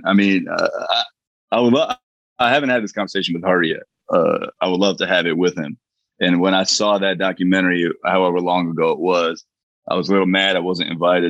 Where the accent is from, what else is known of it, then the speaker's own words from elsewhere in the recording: Parsippany, New Jersey, United States; I grew up in fucking Jersey. I grew up in Parsippany, New Jersey, like surrounded by Indian people. And so like to me, Indianness was not a novelty. Everything I did was Indian.